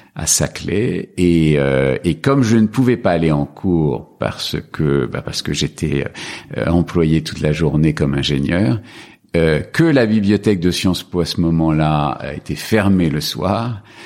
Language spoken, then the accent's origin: French; Paris region, Île-de-France, France; born or raised there; also born or lived in Algeria / Casablanca, Morocco